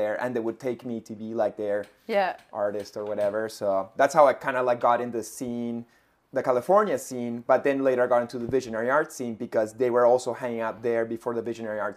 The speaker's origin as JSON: {"language": "English", "country": "Peru", "also_born_or_lived": "Ottawa, Canada", "moved": "yes", "lives_now": "Montreal, Canada", "said": "I'm from Peru, you know, but I've lived here like 20 years."}